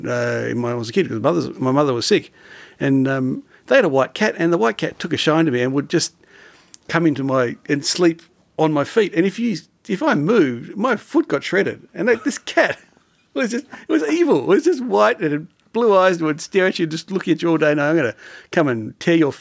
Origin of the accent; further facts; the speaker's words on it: Burnie, Tasmania, Australia; I was born in Burnie